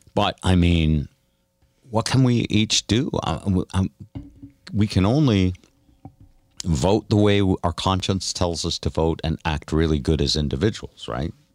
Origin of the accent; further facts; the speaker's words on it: New Haven, Connecticut, United States; moved away; also born or lived in Seattle / Vermont; I grew up in New Haven, Connecticut, which was fifty percent black.